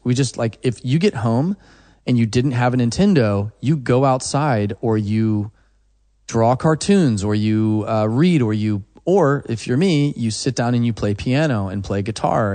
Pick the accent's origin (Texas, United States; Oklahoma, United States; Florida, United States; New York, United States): Oklahoma, United States; I'm from Oklahoma